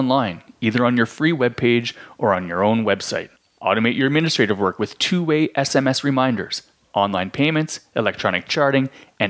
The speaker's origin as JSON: {"language": "English", "region": "Ontario", "country": "Canada", "tie": "born or raised there", "moved": "yes", "said": "I grew up in Ontario."}